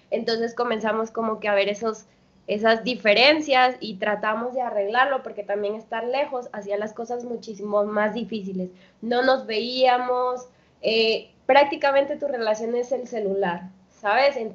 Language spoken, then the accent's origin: Spanish; Colombia; now in Mexico; Bueno, yo llegué de Colombia y conseguí un empleo muy rápido, ¿no?